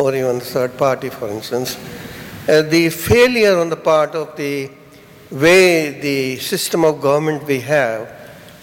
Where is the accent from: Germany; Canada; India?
India; now in United Kingdom; I come from India